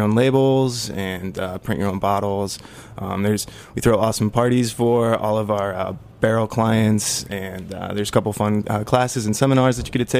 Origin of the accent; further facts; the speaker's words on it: Fort Collins, Colorado, United States; now in Brooklyn, United States; I come from Fort Collins, Colorado, the home of amazing beer.